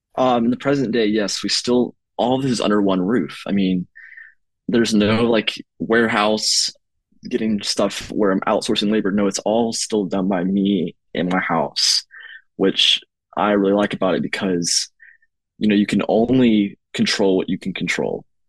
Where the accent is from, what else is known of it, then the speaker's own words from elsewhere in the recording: East Tennessee, United States; now in Knoxville, United States; the region of East Tennessee, which includes my hometown where I had this desire grow from and my current residence.